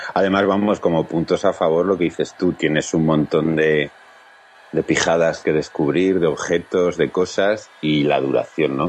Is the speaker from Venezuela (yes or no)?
no; Huesca, Aragon, Spain; yo soy de Huesca